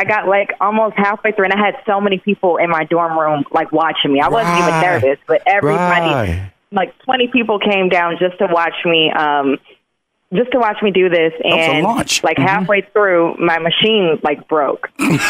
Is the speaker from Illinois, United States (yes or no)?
yes; Chicago, Illinois, United States; Like, yeah, I'm from Chicago. I'm a tattoo artist.